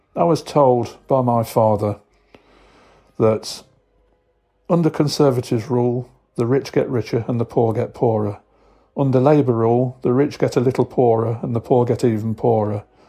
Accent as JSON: {"language": "English", "town": "Nottingham", "region": "East Midlands", "country": "United Kingdom", "said": "I'm from Robin Hood County in the United Kingdom. Known to all you as Nottingham"}